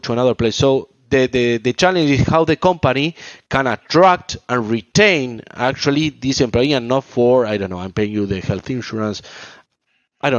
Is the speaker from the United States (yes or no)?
no; Argentina; I'm from South America, I'm from Argentina